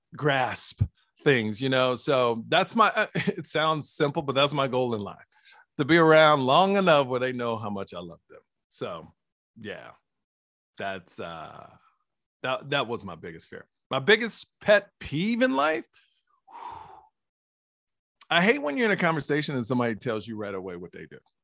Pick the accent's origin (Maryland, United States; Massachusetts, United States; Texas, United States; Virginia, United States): Texas, United States; Houston; born and raised in Houston, Texas